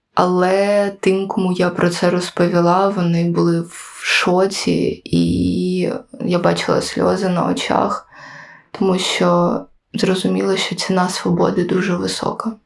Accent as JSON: {"language": "Ukrainian", "region": "Kyiv", "country": "Ukraine", "said": "я сама з Києва"}